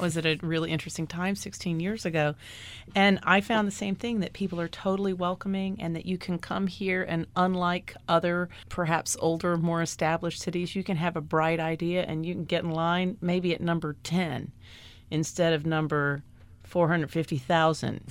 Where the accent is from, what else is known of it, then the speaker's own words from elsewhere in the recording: Washington, District of Columbia, United States; also born or lived in New York City; now in Miami, United States; I grew up in Washington, D C